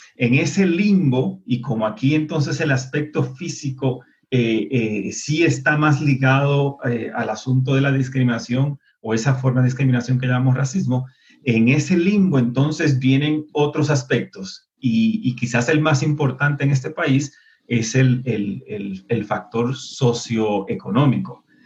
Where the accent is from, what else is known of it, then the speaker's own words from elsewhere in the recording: Puerto Rico; also born or lived in United States; now in Colombia; nosotros los puertorriqueños